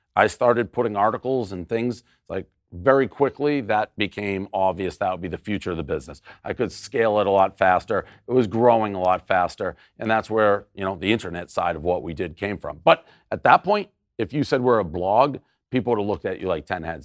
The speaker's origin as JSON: {"language": "English", "town": "Boston", "region": "Massachusetts", "country": "United States", "tie": "born or raised there", "said": "I lived in an era growing up in Boston"}